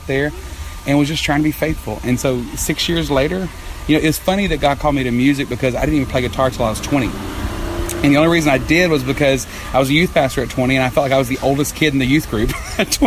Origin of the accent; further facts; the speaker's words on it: Texas, United States; I'm from Texas